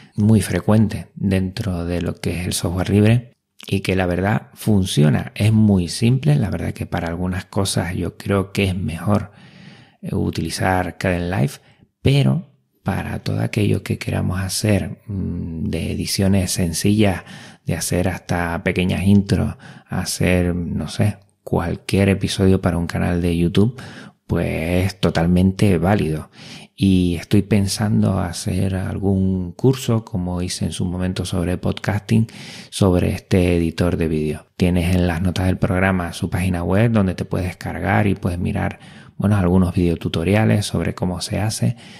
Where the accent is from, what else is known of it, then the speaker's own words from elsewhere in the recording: Spain; also born or lived in Canary Islands; como español